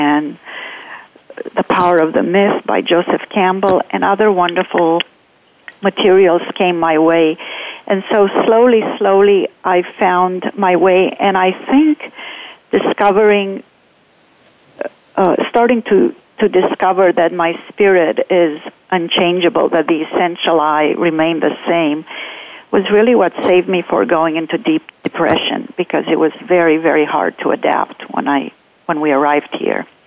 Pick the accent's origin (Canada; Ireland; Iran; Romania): Romania; Transylvania; moved away; also born or lived in Santa Monica, California; I grew up in Romania in the central part, which is called Transylvania.